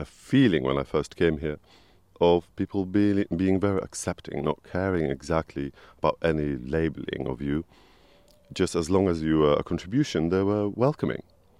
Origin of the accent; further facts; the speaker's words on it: Poland; moved away as an adult; now in United Kingdom; I was born in Poland.